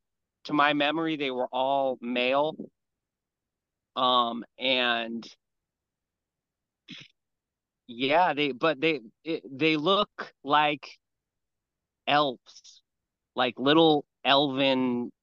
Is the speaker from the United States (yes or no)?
yes; Hawaii, United States; I grew up here in Hawaii, where I live now. And I very, very country. It's very country out here. And so I grew up on a lot of property.